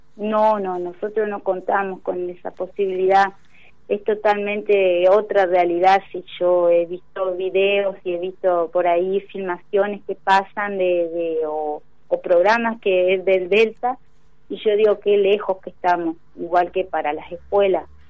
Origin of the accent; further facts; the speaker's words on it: Victoria, Entre Ríos, Argentina; No soy de Victoria, soy victoriense.